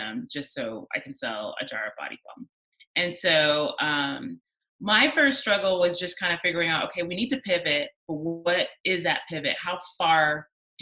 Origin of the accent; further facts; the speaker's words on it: Chicago, Illinois, United States; my hometown of Chicago, Illinois.